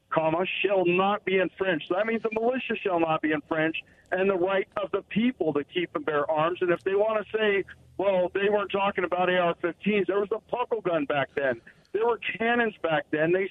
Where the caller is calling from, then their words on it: Pasco, Washington, United States; Sorry, Rock from Pasco again.